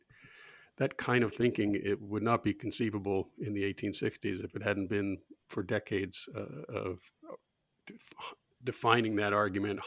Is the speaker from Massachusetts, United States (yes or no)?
yes; outside of Boston, Massachusetts, United States; When I grew up outside of Boston, we had a dump.